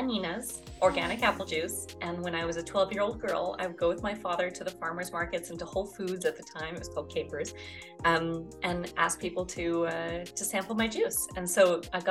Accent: Okanagan Valley, British Columbia, Canada; moved away as an adult; now in France; I grew up in the Okanagan Valley of British Columbia, Canada

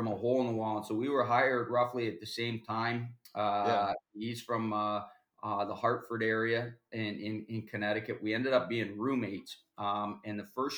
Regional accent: Kitchener, Ontario, Canada; also born or lived in Maryhill, Ontario; I grew up in Kitchener. I actually started in even a smaller town, Maryhill, just outside of Kitchener before I moved to Kitchener

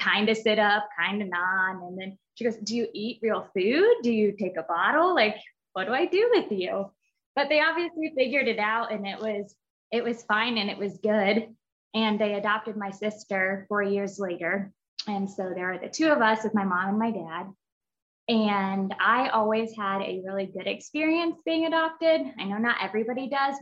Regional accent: Indiana, United States; I was born and raised in Indiana, and I grew up with my mom and my dad and my sister

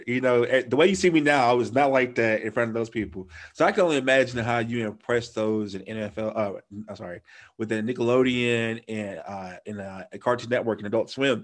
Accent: the South, United States; I'm from the South

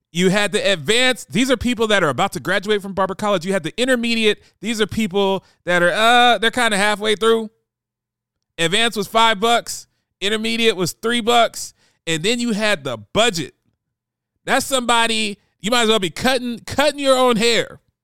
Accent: Columbus, Ohio, United States; I grew up in Columbus, Ohio

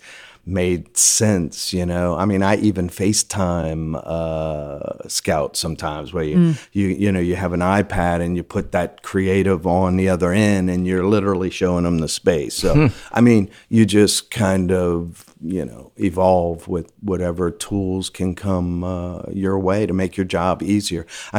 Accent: Louisiana, United States; I liked media. I'm the last of six, born and raised in Louisiana.

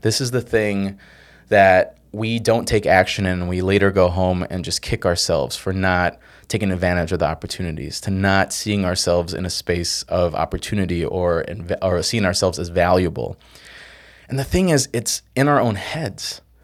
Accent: Chicago, Illinois, United States; I came from South Side Chicago, from nowhere.

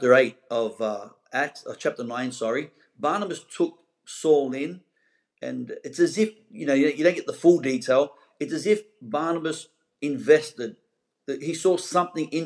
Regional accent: Sydney, New South Wales, Australia; moved away as an adult; now in Gold Coast, Australia; I'm originally from the Pentecostals of Sydney

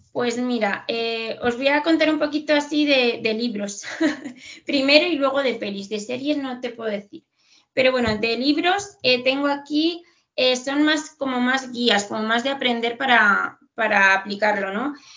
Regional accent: Madrid, Community of Madrid, Spain; aquí en Madrid, que somos de Madrid

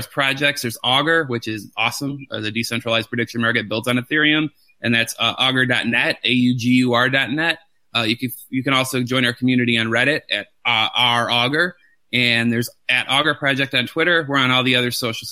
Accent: Detroit, Michigan, United States; now in Atlanta, United States; It's in Detroit, which is my hometown, even though I'm in Atlanta now

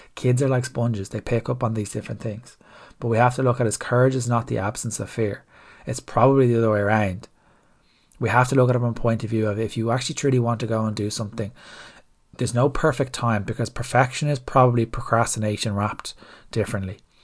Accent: Ireland; as Irish people

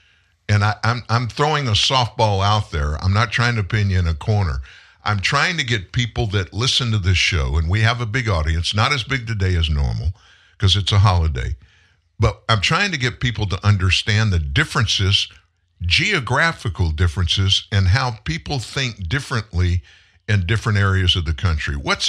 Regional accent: Houston, Texas, United States; born there; I was born in the Houston metro area, another big area in Texas.

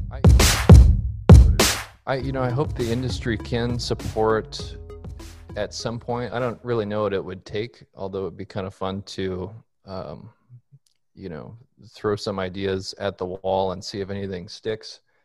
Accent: Minneapolis, Minnesota, United States; moved away as an adult; also born or lived in Colorado Springs, Colorado; now in Fort Worth, United States; I'm originally from Minneapolis, Minnesota

